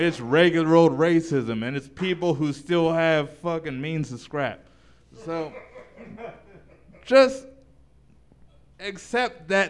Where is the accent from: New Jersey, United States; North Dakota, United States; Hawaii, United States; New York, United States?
Hawaii, United States; I'm from Hawaii